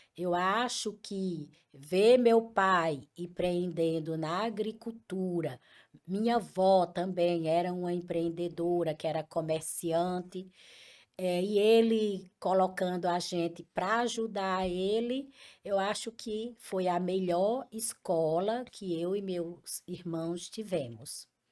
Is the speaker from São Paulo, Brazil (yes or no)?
no; Picuí, Paraíba, Brazil; moved away as an adult; also born or lived in Brasília / Currais Novos / Açu / Mossoró; now in Fortaleza, Brazil; eu sou de Picuí, uma cidade de muito empreendedores.